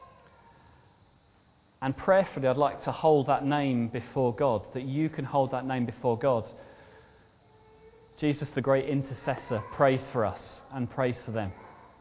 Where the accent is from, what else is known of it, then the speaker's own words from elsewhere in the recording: United Kingdom; we're very British